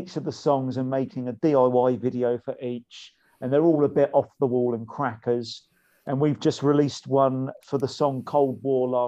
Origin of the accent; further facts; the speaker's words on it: Eastleigh, South East England, United Kingdom; where I'm really from, no one's ever heard of it. But it's called Eastleigh